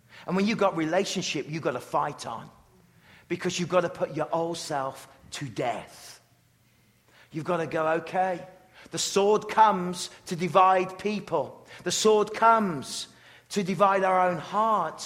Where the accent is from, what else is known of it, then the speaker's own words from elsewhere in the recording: England, United Kingdom; growing up in England